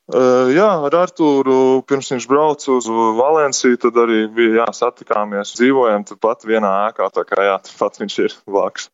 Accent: Rūjiena, Valmiera Municipality, Latvia; moved away as an adult; now in Spain; Pats esmu no Rūjienas, tad arī Rūjienā sāku spēlēt.

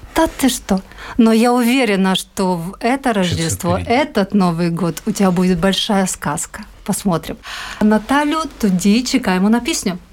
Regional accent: Zakarpattia Oblast, Ukraine; now in Latvia; Я з Закарпаття

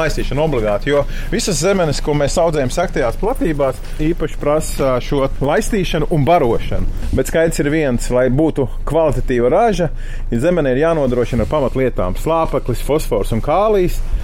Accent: Jaunpiebalga, Vidzeme, Latvia; moved away as an adult; also born or lived in Sigulda; now in Mālpils, Latvia; Bērnību pavadīja Jaunpiebalgā

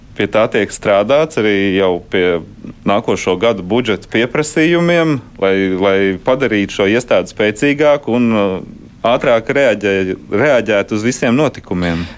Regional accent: Riga, Latvia; es pats esmu rīdzinieks

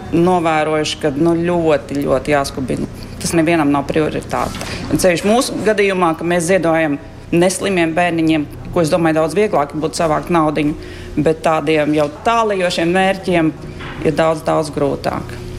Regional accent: Riga, Latvia; moved away as an adult; now in United States; Orģināli esmu no Latvijas, no Rīgas. Esmu šeit apmēram gadus 12

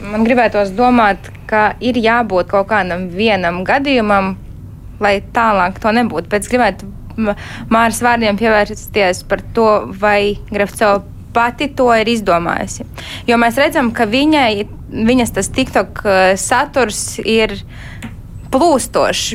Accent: Rēzekne, Latgale, Latvia; Es pati esmu no Rēzeknes

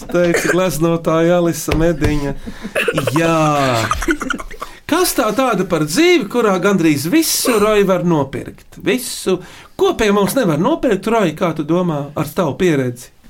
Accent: Riga, Latvia; es esmu no Rīgas, un mana mīkla ir šāda.

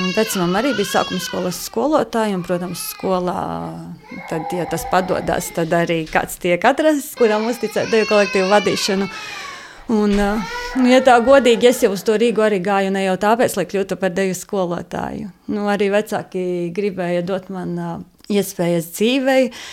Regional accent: Latvia; Mēs esam latvieši, mēs uh, ar savu darbu, ar savām jūtām, ar savu sirdi esam latvieši

